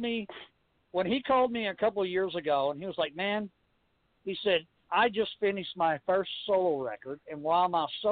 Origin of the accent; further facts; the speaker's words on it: Louisville, Kentucky, United States; we're lucky enough from Louisville